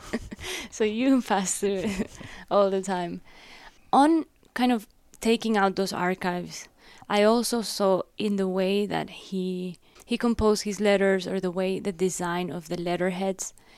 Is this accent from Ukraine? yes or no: no; Guayaquil, Guayas, Ecuador; moved away as an adult; also born or lived in Loja, Ecuador / Miami, United States; now in United States; I was born in a very small city in south of Ecuador called Loja. Both my dad and my mom are from there. And then I grew up in Guayaquil, which is the port city.